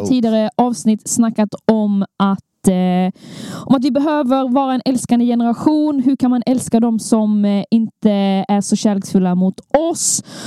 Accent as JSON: {"language": "Swedish", "region": "Skåne", "country": "Sweden", "said": "den här skånska damen"}